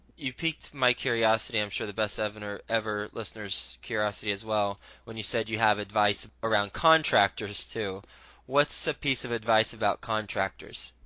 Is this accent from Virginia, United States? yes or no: no; Fort Worth, Texas, United States; I'm from Fort Worth, Texas